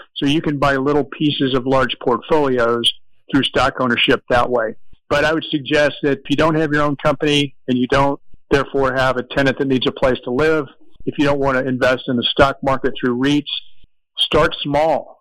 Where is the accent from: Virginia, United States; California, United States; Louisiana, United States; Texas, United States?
California, United States; Orange; my hometown of Orange, California